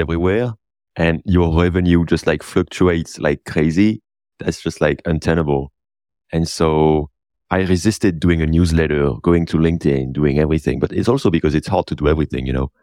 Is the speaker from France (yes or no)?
yes; north of France, France; that's actually close to my hometown where I was born. I kind of like love this area. It's really my place, you know, north of France